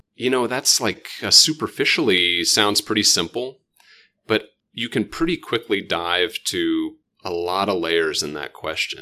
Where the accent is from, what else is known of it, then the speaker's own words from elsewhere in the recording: Oklahoma, United States; moved away as an adult; I still say I'm from Oklahoma